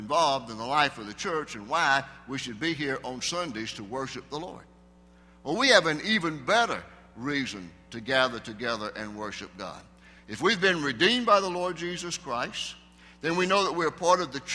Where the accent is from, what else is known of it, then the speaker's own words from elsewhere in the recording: the South, United States; I grew up down in the South in a small town and a fairly small church.